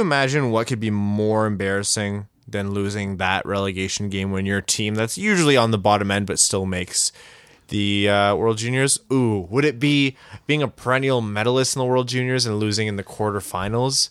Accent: Canada; we're Canadian, the three of us

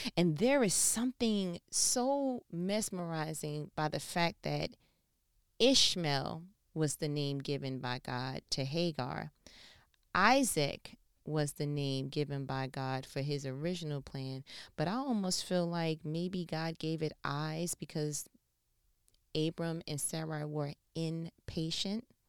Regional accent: New York, United States; I'm from New York.

